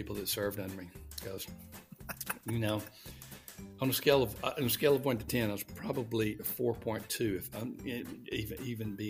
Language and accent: English; Alabama, United States; moved away as an adult; also born or lived in Louisville, Kentucky; I was born in Alabama. I remember the Selma Bridge and marching across the bridge. My dad was a mayor of a town